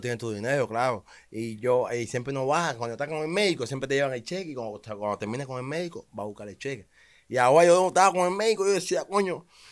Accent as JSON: {"language": "Spanish", "country": "Cuba", "tie": "born or raised there", "moved": "as an adult", "lives_now": "United States", "said": "yo soy un peleador de los seis años, he ganado, gané muchos campeonatos en Cuba"}